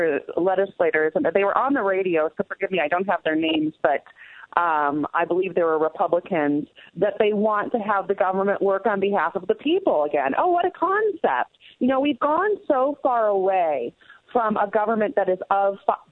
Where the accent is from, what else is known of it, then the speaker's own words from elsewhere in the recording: Chicago, Illinois, United States; We look at Chicago, and that's my hometown.